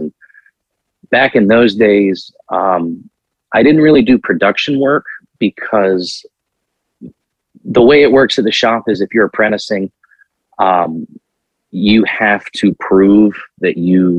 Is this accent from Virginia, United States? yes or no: yes; Virginia Beach, Virginia, United States; now in Morgantown, United States; I'm originally from Virginia Beach, Virginia.